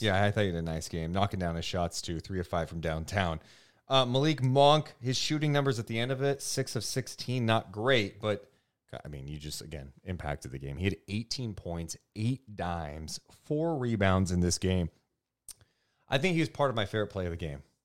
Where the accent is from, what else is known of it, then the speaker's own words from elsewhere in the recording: Sacramento, California, United States; I was born in Sacramento